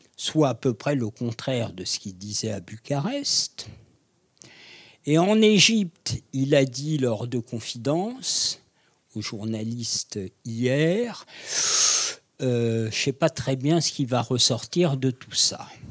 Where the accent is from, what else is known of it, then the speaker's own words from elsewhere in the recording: France; je suis français